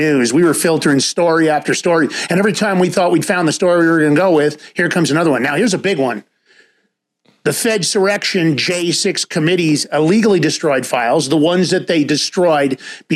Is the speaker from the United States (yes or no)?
yes; New York City, New York, United States; also born or lived in White Plains, New York; I grew up in Ford Mother Bronx, White Plains later